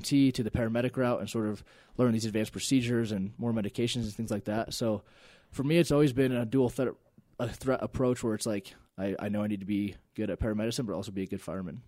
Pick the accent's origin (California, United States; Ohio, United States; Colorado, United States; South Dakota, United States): Colorado, United States; Elizabeth; I grew up in Elizabeth